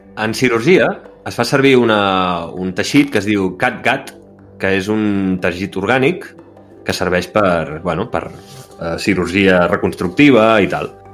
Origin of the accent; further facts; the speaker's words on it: Can Gibert, Catalonia, Spain; moved away; En Hosmar és de Kanji, sí, sí, com jo